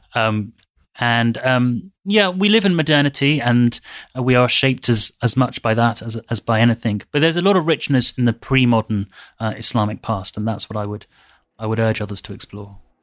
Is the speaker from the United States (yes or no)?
no; United Kingdom; a British Muslim